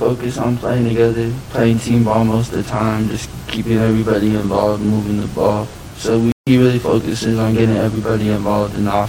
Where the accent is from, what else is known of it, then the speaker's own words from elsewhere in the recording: El Paso, Texas, United States; I'm from El Paso